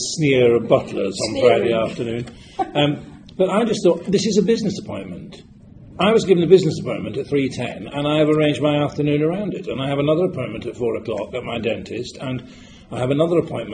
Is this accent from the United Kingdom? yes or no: yes; Yorkshire and the Humber, United Kingdom; I come from Yorkshire